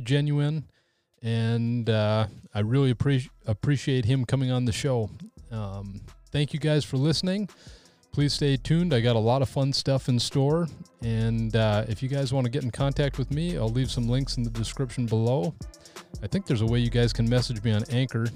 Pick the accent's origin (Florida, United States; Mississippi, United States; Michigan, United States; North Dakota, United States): North Dakota, United States; my home state of North Dakota